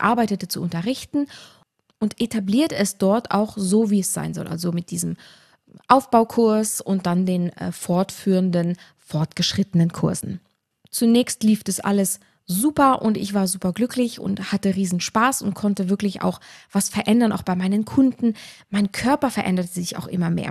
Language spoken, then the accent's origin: German; Luxembourg; now in Tyrol, Austria; ich war eine der ersten Trainerinnen in Tirol tatsächlich, als Luxemburgerin